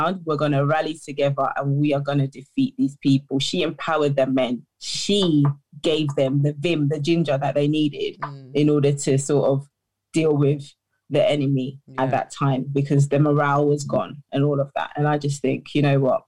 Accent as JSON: {"language": "English", "country": "United Kingdom", "tie": "born or raised there", "said": "I am a British born Ghanaian."}